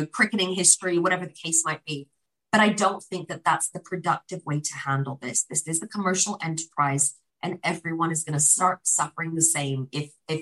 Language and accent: English; United Kingdom; as a British Pakistani